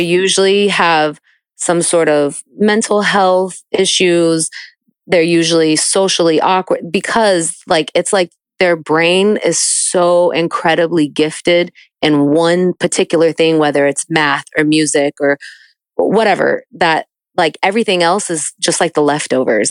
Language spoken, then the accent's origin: English; New York, United States; moved away as an adult; now in Atlanta, United States; I'm from New York